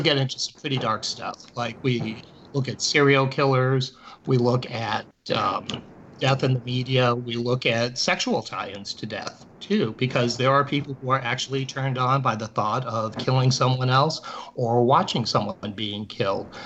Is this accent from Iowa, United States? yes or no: no; Cleveland, Ohio, United States; I grew up in Cleveland